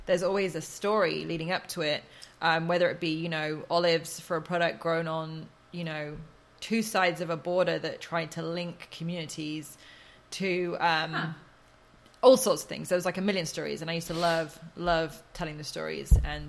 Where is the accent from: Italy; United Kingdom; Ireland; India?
United Kingdom; Oxford, South East England; born or raised there